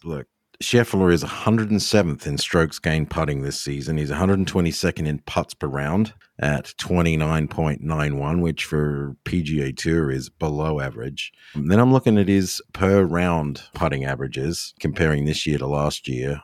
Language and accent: English; Australia; moved away; me being Australian